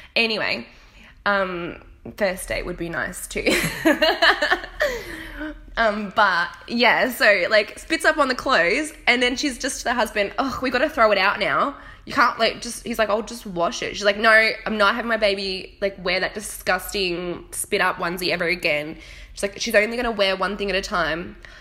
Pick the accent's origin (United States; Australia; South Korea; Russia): Australia; accent: Australian; moved away as an adult; now in United Kingdom; I still sound nasal and squeaky because I'm Australian